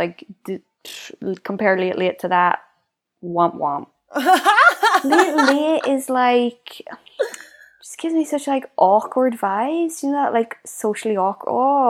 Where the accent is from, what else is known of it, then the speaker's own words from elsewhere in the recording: Northern Ireland, United Kingdom; we grew up in Northern Ireland.